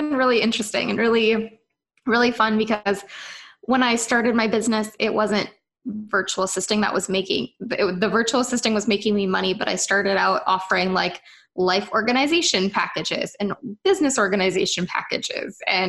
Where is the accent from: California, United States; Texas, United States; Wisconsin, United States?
Wisconsin, United States; accent: Minnesotan; So I am from Wisconsin. I grew up on the Minnesota-Wisconsin border at the Twin Cities, for those of you who know where that is. And so I sound like a Minnesotan, even though I'm from Wisconsin.